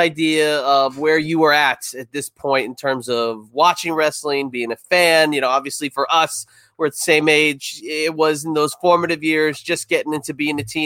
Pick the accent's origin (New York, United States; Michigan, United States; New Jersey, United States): New Jersey, United States; Red Bank; moved away; also born or lived in Middletown, New Jersey; Red Bank